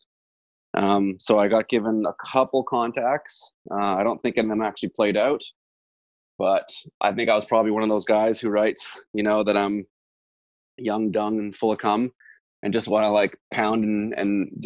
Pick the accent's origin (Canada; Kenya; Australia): Canada; Toronto, Ontario; now in Nelson, Canada; I'm from Toronto